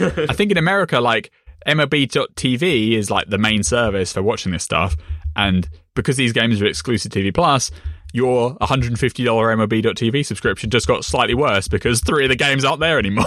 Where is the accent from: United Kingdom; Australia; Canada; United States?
United Kingdom; me as a British person